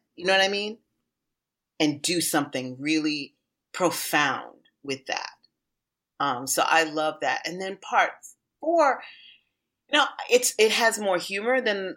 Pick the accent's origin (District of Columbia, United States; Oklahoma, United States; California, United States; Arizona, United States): District of Columbia, United States; Washington; D.C., which is my hometown. It was where I was raised.